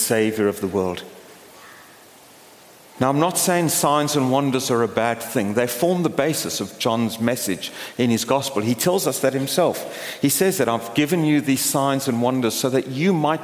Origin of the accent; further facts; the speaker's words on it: Port Elizabeth, Eastern Cape, South Africa; moved away; my hometown of Port Elizabeth